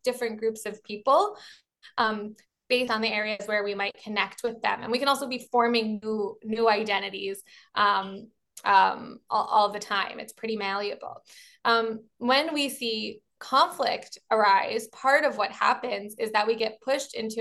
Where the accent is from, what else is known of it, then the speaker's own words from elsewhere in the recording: Baltimore, Maryland, United States; I'm from Baltimore, so I'm a Baltimorean